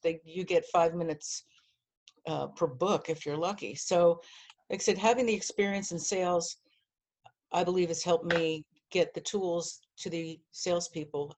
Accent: New Jersey, United States; also born or lived in Miami, Florida; now in New York, United States; I'm from New Jersey

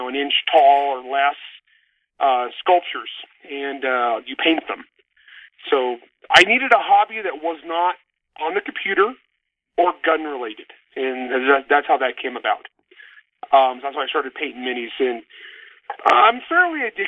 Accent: a little Portuguese town, Grapes of Wrath home area, California, United States; I grew up in an environment, it was all Portuguese. We were all Portuguese kids, and it was a little Portuguese town

